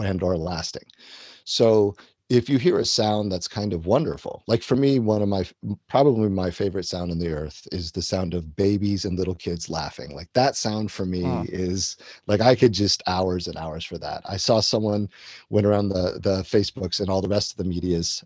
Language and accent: English; Washington, District of Columbia, United States; I grew up in and around the Washington, D.C. area. So I was sort of born in that area